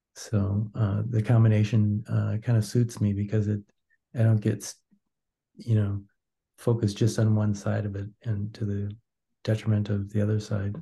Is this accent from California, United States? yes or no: no; Wisconsin, United States; now in St. Paul, United States; I'm from originally from Wisconsin